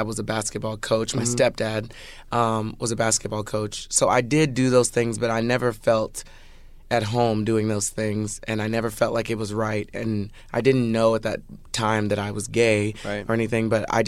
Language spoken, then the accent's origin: English; Plainview, Texas, United States; moved away as an adult; also born or lived in Arlington, Texas / Los Angeles; I grew up in Plainview, Texas. Before I ever moved to Arlington, I was like in this small town